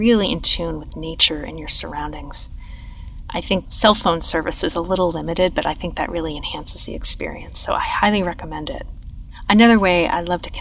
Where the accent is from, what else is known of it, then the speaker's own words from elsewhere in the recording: Manchester, Vermont, United States; I grew up in Manchester.